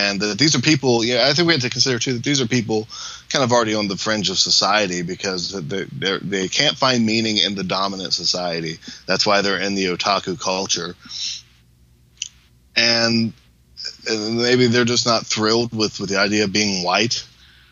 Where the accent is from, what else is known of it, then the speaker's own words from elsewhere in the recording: United States; as an American